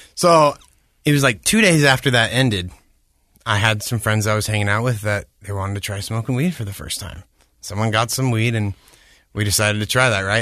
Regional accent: Orem, Utah, United States; also born or lived in Bellevue, Washington / Hawaii; I grew up in Orem

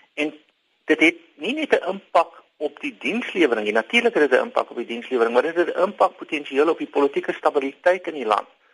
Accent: South Africa; ons as Suid-Afrikaners

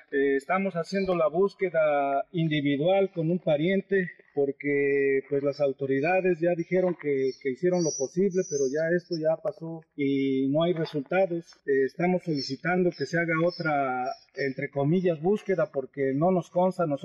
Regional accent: Oaxaca, Mexico; soy originario de Oaxaca. Eh, acá me encuentro en en el pueblo o ciudad de Osoyos, Canadá

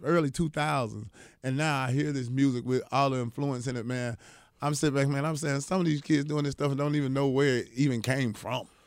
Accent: Atlanta, Georgia, United States; also born or lived in Augusta, Georgia; I'm from Atlanta

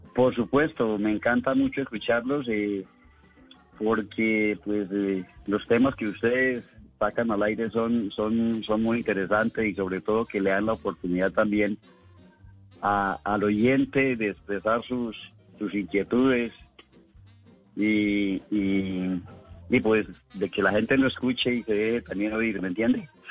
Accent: Ubalá, Cundinamarca, Colombia; mi pueblo de San Pedro de Jagua

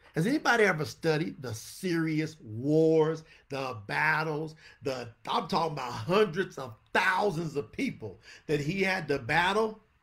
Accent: New York City, New York, United States; I was born in Harlem.

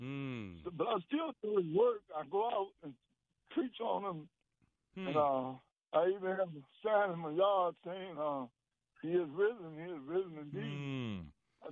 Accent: Virginia, United States; moved away; I'm from Virginia. I got a home church down there

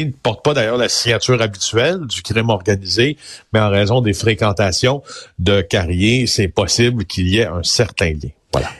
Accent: Témiscamingue, Quebec, Canada; je viens du Témiscamingue, d'accord, une région que j'adore, euh, qui, qui où, j'ai eu une, enfance merveilleuse dans la nature

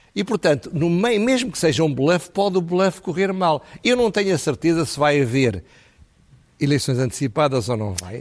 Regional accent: Portugal; also born or lived in Lisbon; nós em Portugal

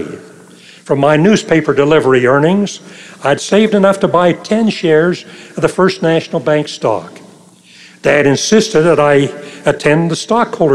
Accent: Logan, Utah, United States; moved away; Logan, my hometown

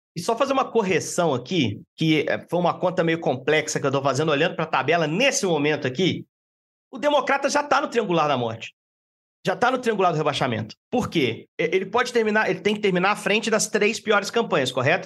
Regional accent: Minas Gerais, Brazil; como bons mineiros aqui

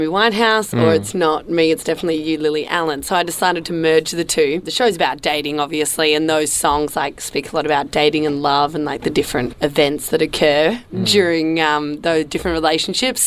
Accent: Perth, Western Australia, Australia; also born or lived in Sicily (ancestry); now in Melbourne, Australia; I do live in Melbourne. I'm originally from Perth

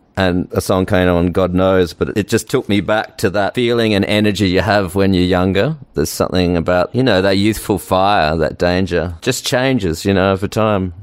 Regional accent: Australia; accent: Australian; moved away as an adult; now in United States; I still got my Australian accent

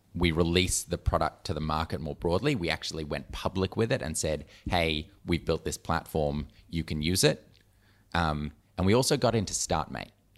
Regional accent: Melbourne, Victoria, Australia; I am Melbourne, born and raised

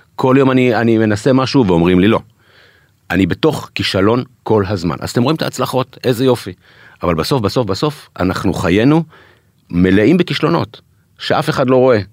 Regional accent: Israel; אנחנו ישראלים

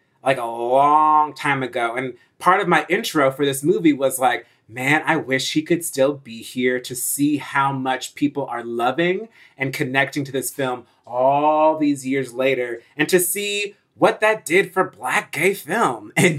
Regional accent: New Jersey, United States; I haven't even grown up in the South. I grew up in North Jersey

